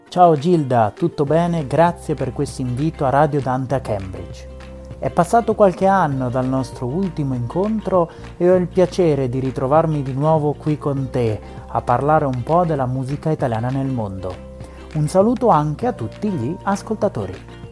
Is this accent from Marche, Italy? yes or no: yes; Ancona, Marche, Italy; now in Ravenna, Italy; del mio paese d'origine, della mia città Ancona